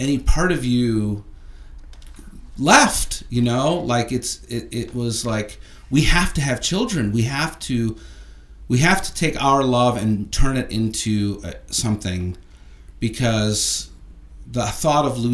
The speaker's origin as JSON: {"language": "English", "town": "Chicago", "region": "Illinois", "country": "United States", "tie": "born or raised there", "moved": "as an adult", "lives_now": "Los Angeles, United States", "said": "I grew up watching it in Chicago. I went as a kid and in high school"}